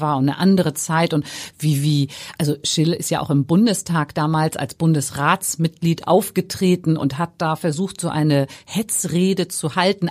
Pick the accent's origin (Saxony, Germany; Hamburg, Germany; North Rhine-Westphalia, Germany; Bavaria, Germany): Hamburg, Germany; als Hamburgerin